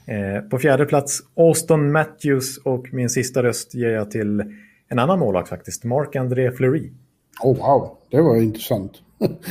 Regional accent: Stockholm, Stockholm County, Sweden; Ja, men vi, vet, jag är stockholmare.

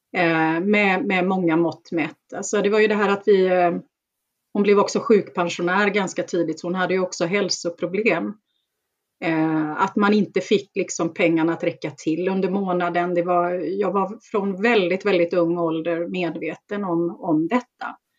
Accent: Gothenburg, Västra Götaland, Sweden; jag är ju uppväxt i, i Bergsjön eh, utanför Göteborg

